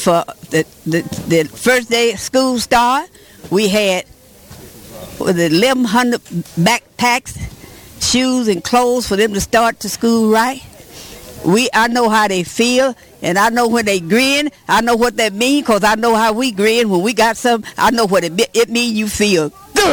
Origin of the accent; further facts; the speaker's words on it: Alabama, United States; also born or lived in Watts, Los Angeles; now in Los Angeles, United States; I'm from Alabama